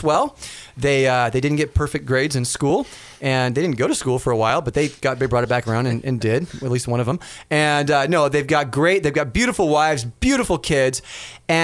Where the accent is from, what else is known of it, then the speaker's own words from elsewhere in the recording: Los Angeles, California, United States; I'm from Los Angeles